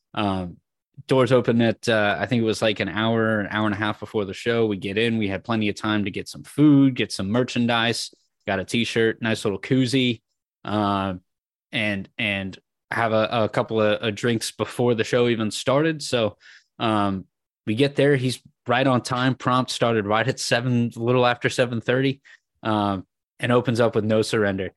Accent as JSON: {"language": "English", "town": "San Francisco", "region": "California", "country": "United States", "tie": "born or raised there", "said": "growing up in San Francisco of going to just a ton of shows"}